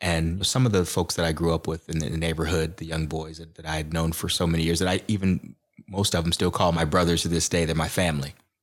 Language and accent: English; Aurora, Illinois, United States; So I grew up here in Aurora, and my mom raised my brother and I, and we grew up in low-income housing